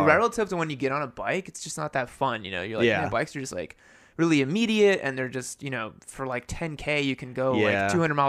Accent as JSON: {"language": "English", "country": "Brazil", "said": "so he, so, like, we're from Brazil. And so, like, he... this is, like, back in the 70s."}